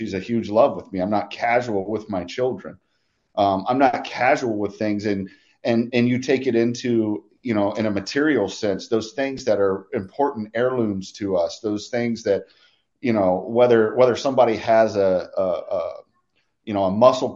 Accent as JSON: {"language": "English", "region": "Indiana", "country": "United States", "tie": "born or raised there", "said": "I was born right here in Indiana, not in the Indy area, but up in Northeast Ohio. Grew up on a farm"}